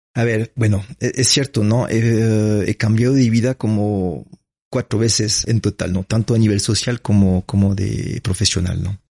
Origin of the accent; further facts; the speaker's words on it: France; Spanish is a second language; moved away as an adult; now in Ecuador; nací en Francia